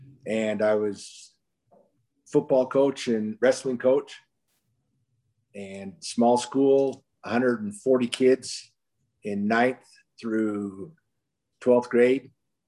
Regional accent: Fielding, Utah, United States; I grew up in Fielding, Utah, went to Bear River High School up in the northern part of Utah. While I was there, played football and wrestled. And we grew up on a farm.

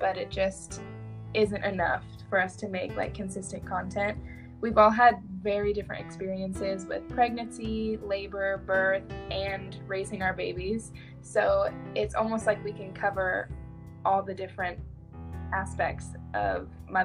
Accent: Washington, United States; now in Arizona, United States; I am from Washington State, but I now live in Arizona

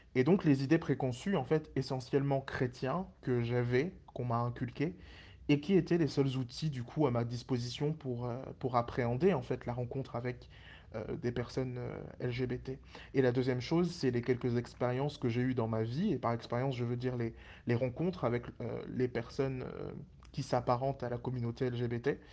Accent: Pointe-Noire, Republic of the Congo; je suis originaire du Congo-Brazzaville particulièrement dans, la, ville de, de Pointe-Noire

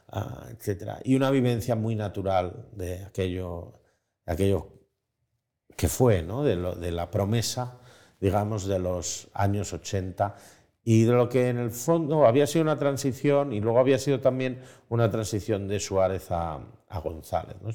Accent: Spain; como tantos españoles, yo nací en el país, el mejor país del mundo, en el país con una esperanza de futuro, con una esperanza más clara. Em, nací en el año 80.

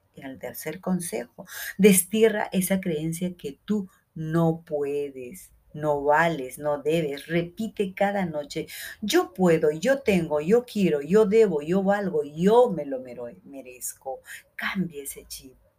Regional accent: Peru; en Perú, en mi país

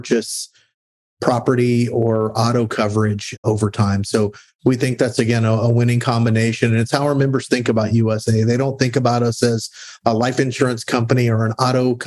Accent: San Antonio, Texas, United States; I grew up in San Antonio, Texas

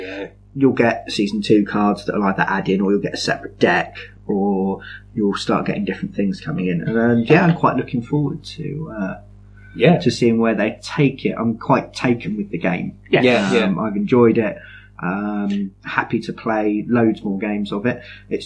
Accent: London, United Kingdom; Yeah, I'm from London.

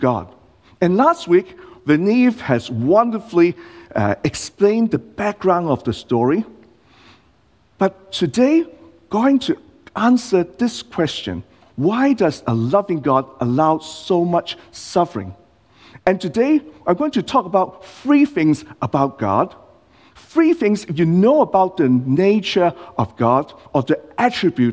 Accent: Hong Kong; now in Australia; I'm not born in Australia. I was born in Hong Kong

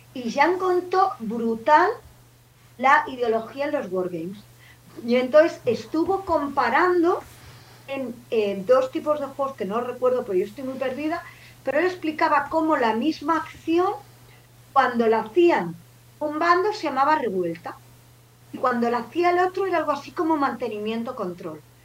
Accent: Barcelona, Catalonia, Spain; yo soy de Sans

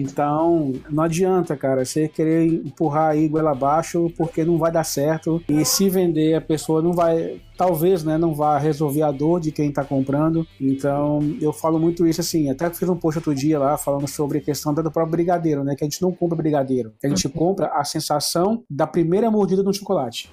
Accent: Brazil; como bom brasileiro que somos

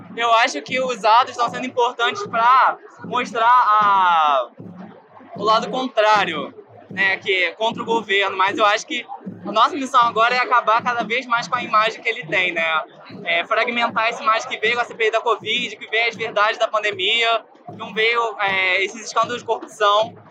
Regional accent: Niterói, Rio de Janeiro, Brazil; eu sou, vim de Niterói

